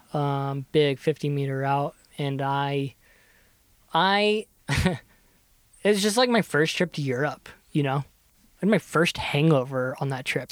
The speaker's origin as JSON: {"language": "English", "region": "Kentucky", "country": "United States", "tie": "born or raised there", "moved": "as an adult", "said": "I grew up in Kentucky"}